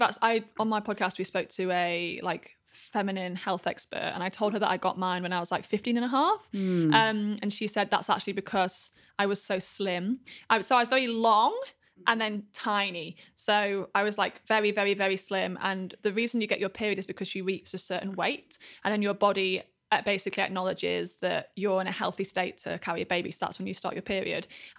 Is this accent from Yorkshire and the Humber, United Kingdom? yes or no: yes; Yorkshire and the Humber, United Kingdom; Grew up in Yorkshire. So the north of England.